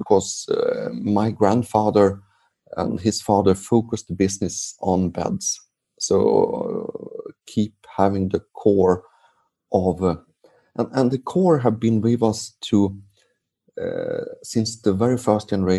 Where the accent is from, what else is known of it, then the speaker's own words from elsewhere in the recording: Sweden; English is a second language; I'm from Sweden